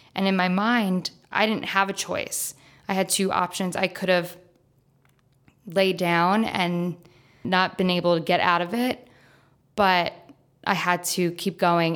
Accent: New York, United States; I'm from New York

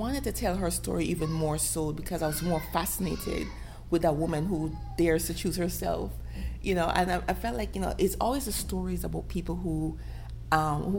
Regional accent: Jamaica; as a Jamaican, as a dark-skinned black girl in the Caribbean

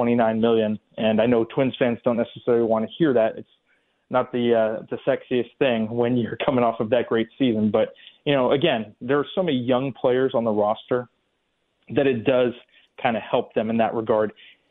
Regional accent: California, United States; moved away; when I was growing up in California

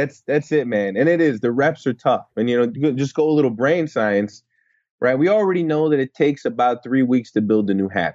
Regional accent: United States

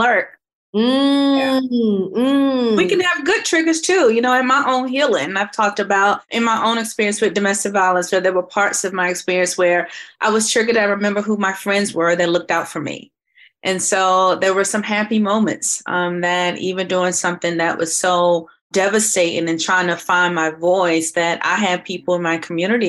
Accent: Kinston, North Carolina, United States; now in Raleigh, United States; Originally from Kinston, North Carolina, to put a 252

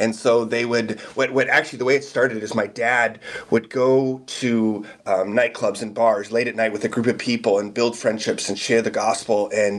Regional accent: Amsterdam, North Holland, Netherlands; So I actually was born and raised in Amsterdam in the Netherlands.

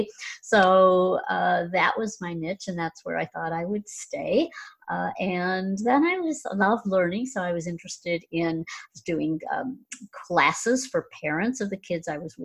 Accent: Chicago, Illinois, United States; I'm from the Chicago area

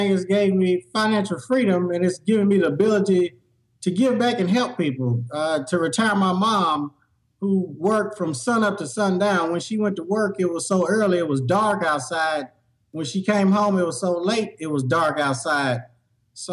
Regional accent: Nashville, Tennessee, United States; I'm from Nashville, Tennessee

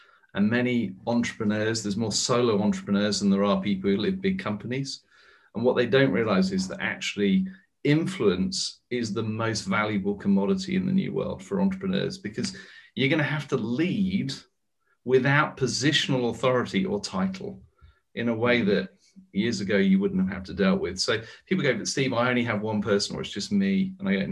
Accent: United Kingdom; also born or lived in United States; now in London, United Kingdom; as a Brit

